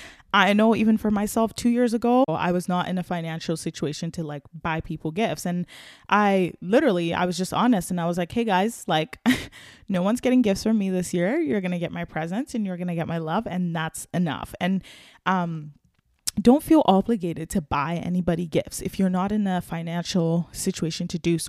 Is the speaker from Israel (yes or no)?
no; Nigeria; now in Canada; I'm Nigerian, and I lived a little bit of my life in Nigeria, and it's just like a way totally different experience, Christmas there versus here.